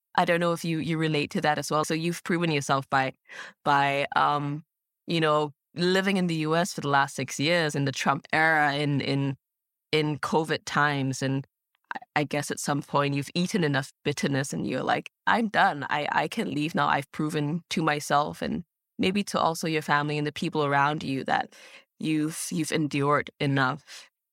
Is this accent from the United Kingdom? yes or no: no; Singapore; moved away as an adult; now in Berlin, Germany; growing up in Singapore